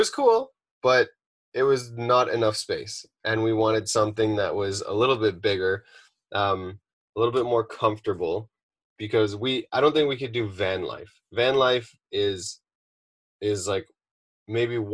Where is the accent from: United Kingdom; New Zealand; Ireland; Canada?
Canada; Ontario; moved away as an adult; also born or lived in British Columbia; now in Malibu, United States; We drove across Canada from Ontario, settled there